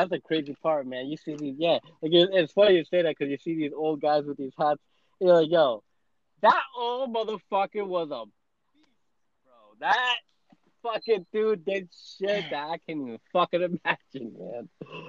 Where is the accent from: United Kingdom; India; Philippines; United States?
United States; New Jersey; also born or lived in Costa Rica; I never fucking really left Jersey. You know, I was born in Costa Rica and shit, but I never really left Jersey before Marine Corps.